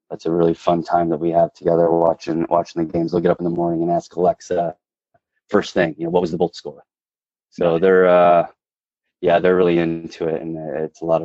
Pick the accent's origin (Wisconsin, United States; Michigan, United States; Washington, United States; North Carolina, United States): Michigan, United States; the favorite part has got to be summers. Uh, Michigan summers are amazing. We used to always go up north.